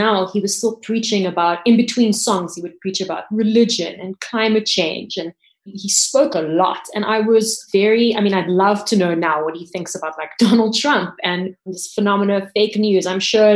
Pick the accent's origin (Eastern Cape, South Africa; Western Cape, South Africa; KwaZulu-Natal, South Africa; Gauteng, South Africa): Western Cape, South Africa; Cape Town; I grew up in Cape Town